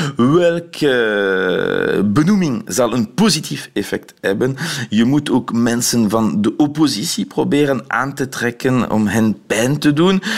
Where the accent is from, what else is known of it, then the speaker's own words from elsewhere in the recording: Belgium; als Belg